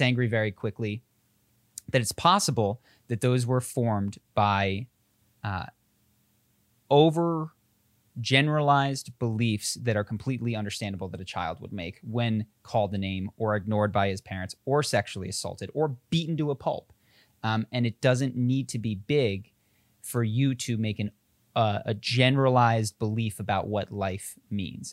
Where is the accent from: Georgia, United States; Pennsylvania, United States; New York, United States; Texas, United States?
Pennsylvania, United States; Philadelphia; accent: Philadelphia; moved away as an adult; I speak, and my sister even more so, like, like I'm from Philadelphia. I moved out of Philadelphia thirteen or fifteen years ago